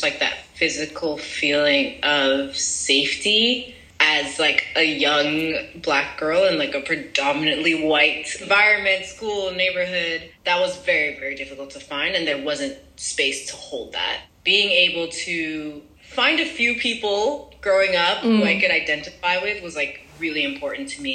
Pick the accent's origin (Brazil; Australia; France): France; moved away as an adult; also born or lived in United States; I grew up in France.